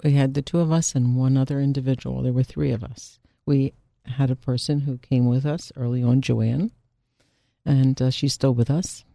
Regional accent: Philadelphia, Pennsylvania, United States; I also am, uh, born and bred Philadelphia

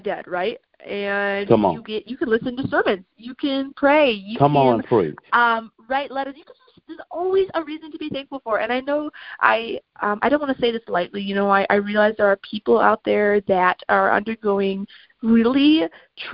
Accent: Lansing, Michigan, United States; I was adopted from the Greater Lansing area

